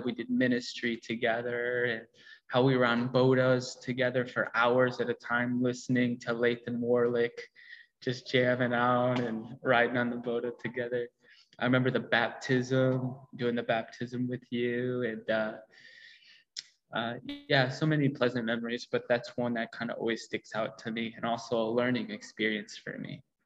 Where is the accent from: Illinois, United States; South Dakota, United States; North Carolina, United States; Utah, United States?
Illinois, United States; also born or lived in Rukungiri, Uganda; I am from the United States. Uh, Illinois, about two hours west of Chicago, the cornfields